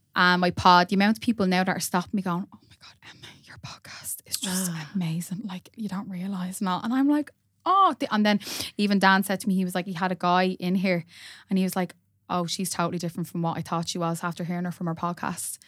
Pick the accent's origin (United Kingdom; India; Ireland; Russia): Ireland; Dublin, Leinster; also born or lived in Drumcondra; moved to Cabra when I was about four or five